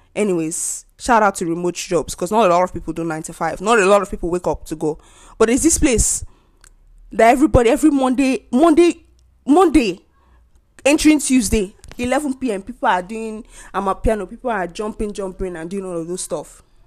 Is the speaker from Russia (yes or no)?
no; Nigeria; moved away; As a Nigerian living abroad